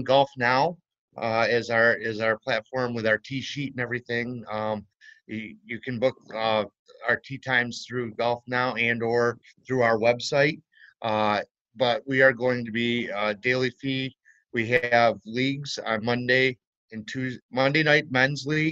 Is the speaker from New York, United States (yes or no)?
yes; Franklinville, New York, United States; also born or lived in Delhi, New York; now in Attica, United States; I grew up in Franklinville and actually grew up on a 9-hole golf course down there, Ishua Valley